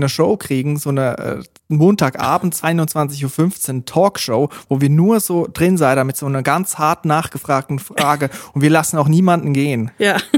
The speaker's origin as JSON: {"language": "German", "country": "Switzerland", "said": "Und dort, wo ich herkomme aus der Schweiz, eigentlich überall in der Schweiz, gibt es so kleine Regionalsender, die privat geführt sind."}